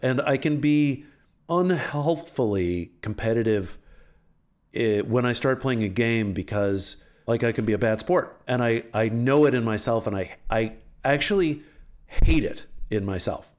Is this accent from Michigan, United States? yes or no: no; Alexandria, Virginia, United States; moved away; I grew up in Alexander, Virginia, where I came from